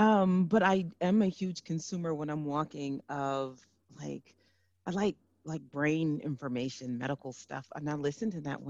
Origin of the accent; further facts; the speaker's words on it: Mount Kisco, New York, United States; now in Washington, United States; I was born in Mount Kisco.